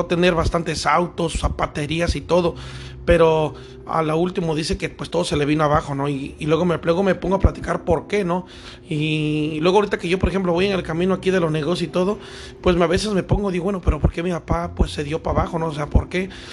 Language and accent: Spanish; Veracruz, Mexico; also born or lived in Mexico City; yo nací en México, pero me crié aquí en Veracruz